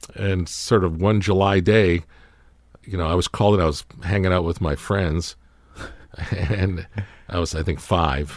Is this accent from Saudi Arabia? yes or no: no; Toronto, Ontario, Canada; we were all growing up in Canada, in Toronto